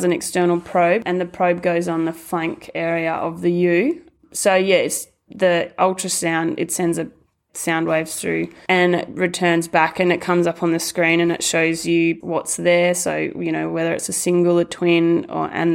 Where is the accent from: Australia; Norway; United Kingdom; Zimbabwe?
Australia; Bolgart, Western Australia; I grew up in Bolgart on a mixed farming property